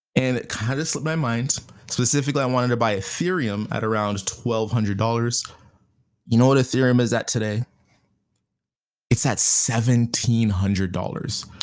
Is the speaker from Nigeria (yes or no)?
no; Canada; being Canadian